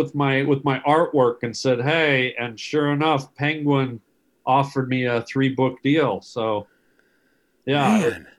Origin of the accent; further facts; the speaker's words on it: Canada; I'm Canadian.